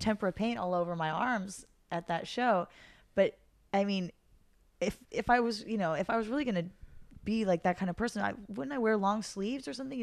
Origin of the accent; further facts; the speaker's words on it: Santa Monica, California, United States; I'm from Santa Monica